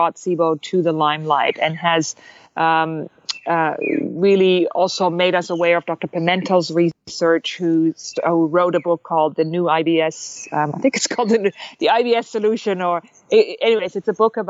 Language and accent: English; Germany; moved away; I am actually German. If you can't pinpoint my accent, I'm actually from Germany.